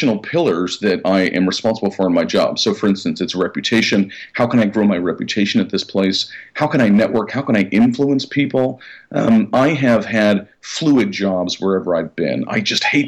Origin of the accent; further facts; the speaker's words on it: California, United States; moved away; I'm from California.